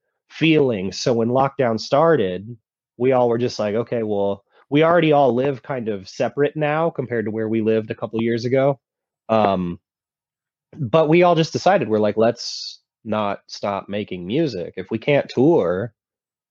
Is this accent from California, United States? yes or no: yes; Vacaville, California, United States; I grew up in Vacaville, California